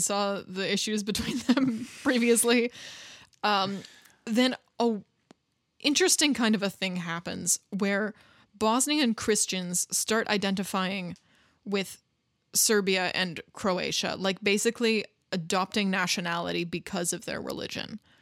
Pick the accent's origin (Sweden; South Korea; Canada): Canada; especially coming from a country where, as I do, like where anybody can be from anywhere and you're still Canadian